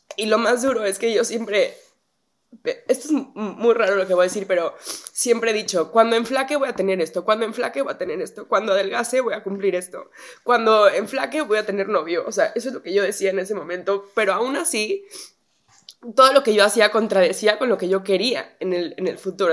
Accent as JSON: {"language": "Spanish", "country": "Mexico", "tie": "born or raised there", "moved": "as an adult", "lives_now": "United States", "said": "de México"}